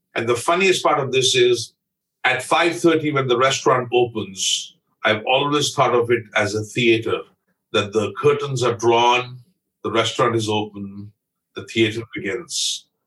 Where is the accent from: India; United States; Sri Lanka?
India; Amritsar, Punjab; moved away as an adult; also born or lived in Bombay; now in Canada; I'm a Punjabi from Amritsar. I was born literally a block and a half away from the Harmandir Sahib Gurdwara in Amritsar.